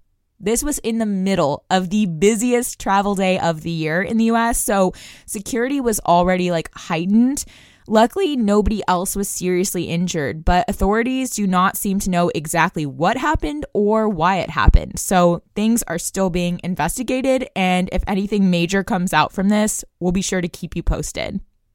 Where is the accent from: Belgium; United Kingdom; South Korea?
Belgium; Brussels, Brussels-Capital Region; I also attended an international school growing up in Brussels, Belgium, and it's that type of global perspective that I bring to the show.